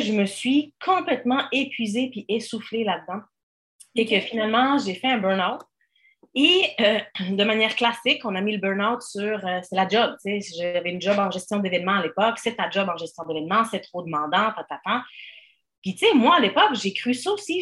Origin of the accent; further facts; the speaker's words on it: Switzerland; now in Quebec, Canada; je viens de la Suisse à l'origine